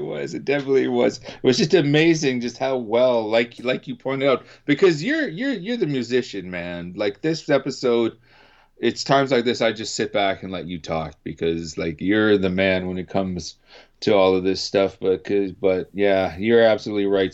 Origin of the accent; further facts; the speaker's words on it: Canada; being Canadian